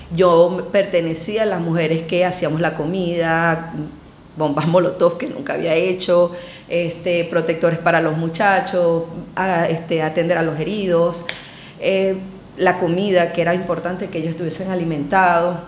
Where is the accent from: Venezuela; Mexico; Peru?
Venezuela; Maturín, Monagas; moved away as an adult; now in Argentina; yo soy inicialmente de Maturín